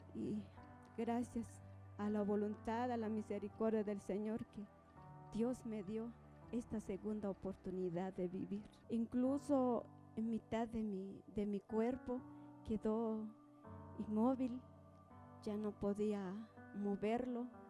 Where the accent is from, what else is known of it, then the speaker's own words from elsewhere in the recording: Santa Lucía Utatlán, Sololá, Guatemala; Vengo de Aldea El Novillero, Santa Lucía, Otatlán, Sololá